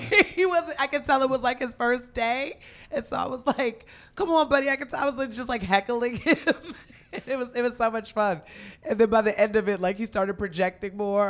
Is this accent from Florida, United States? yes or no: no; Union, New Jersey, United States; moved away as an adult; also born or lived in Los Angeles; now in New York, United States; I'm a Jersey girl. I'm from Union, New Jersey